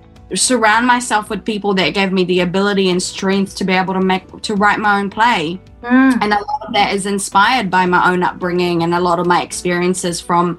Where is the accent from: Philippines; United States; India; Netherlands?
Philippines; that was my version of what it meant for me as a Filipino shifting ground. By shifting ground, I mean from moving from one land to another.